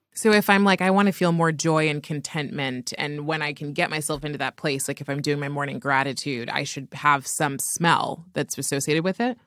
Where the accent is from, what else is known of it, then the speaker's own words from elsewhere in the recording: California, United States; I grew up in California